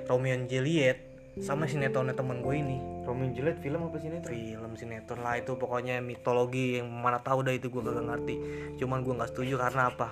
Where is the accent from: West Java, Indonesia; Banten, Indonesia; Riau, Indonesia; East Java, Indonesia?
West Java, Indonesia; Depok; Depok juga yes gue acir gua orang Depok keren keren